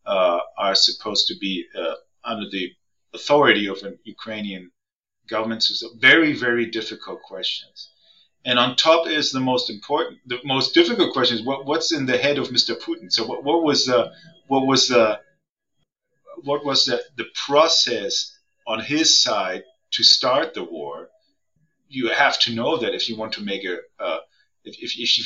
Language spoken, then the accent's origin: English; Germany; also born or lived in Hamburg; I'm from Germany